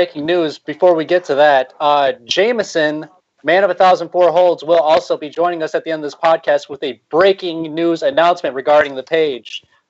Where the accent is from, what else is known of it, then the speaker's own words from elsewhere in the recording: United States; as I'm sure the people aren't able to tell from my accent, I am an Americano.